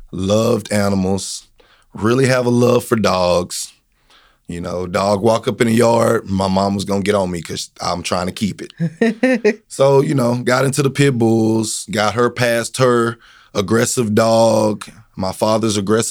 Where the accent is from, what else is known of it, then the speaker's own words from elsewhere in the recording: Corsicana, Texas, United States; I'm a Canna boy. So, you know, I'm from Corsicana. I'm 38 years old. I went to Navarro. I went to Corsicana High School.